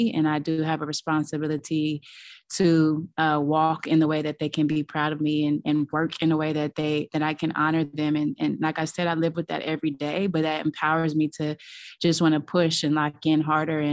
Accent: Los Angeles, California, United States; I grew up in Los Angeles, very close with my family

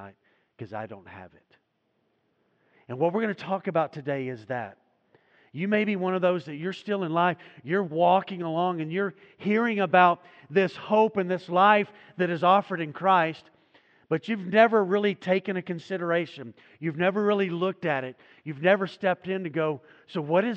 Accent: United States; Growing up in the United States of America

